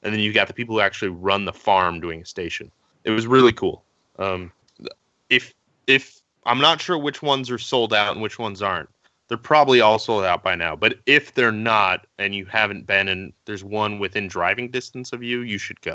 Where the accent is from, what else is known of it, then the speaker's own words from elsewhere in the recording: Connecticut, United States; moved away; I grew up in Connecticut